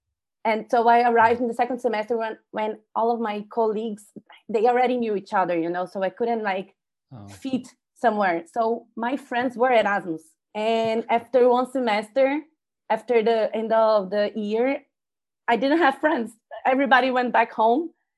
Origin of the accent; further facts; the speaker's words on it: Brasilia, Federal District, Brazil; English is a second language; now in Porto, Portugal; Brasilia, the capital. Yeah.